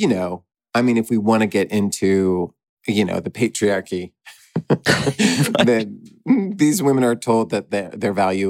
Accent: Texas, United States; Listen, I'm from Texas.

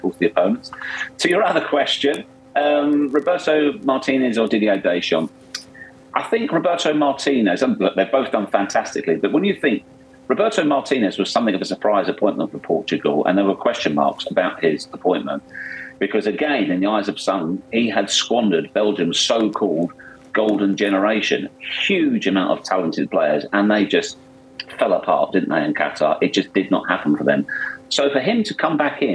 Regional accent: England, United Kingdom; I'm so English

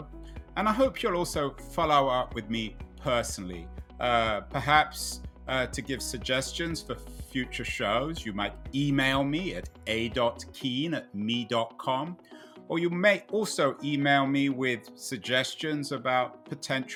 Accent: England, United Kingdom; growing up in England, Murdoch was essential reading

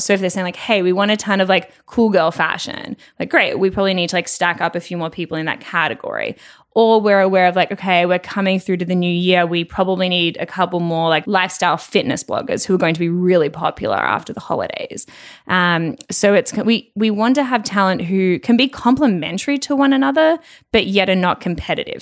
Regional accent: Melbourne, Victoria, Australia; moved away; also born or lived in Toronto / Los Angeles; I'm originally from Melbourne

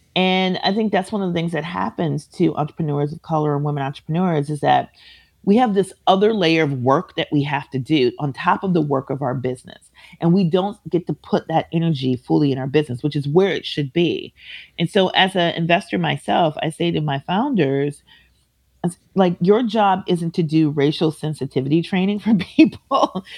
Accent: Minneapolis, Minnesota, United States; I am from Minneapolis. I grew up about six blocks away from where he was murdered

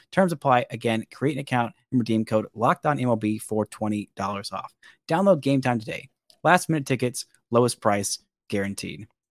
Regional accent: Alabama, United States; accent: occasional Alabama accent; my occasional Alabama accent

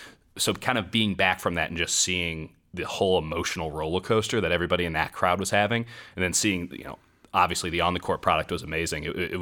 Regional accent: Chicago, Illinois, United States; I grew up in Chicago in the Jordan era.

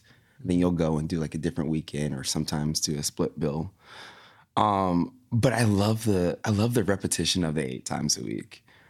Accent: Tallahassee, Florida, United States; I'm from Tallahassee, Florida.

